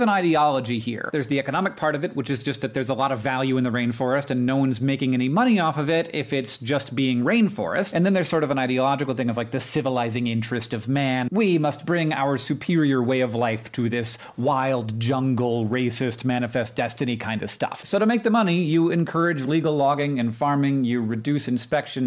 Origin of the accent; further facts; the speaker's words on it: United States; as an American